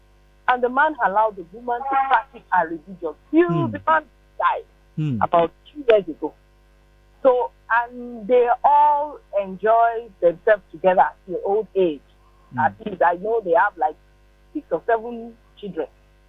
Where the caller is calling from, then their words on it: Lagos, Nigeria; I'm calling from Lagos.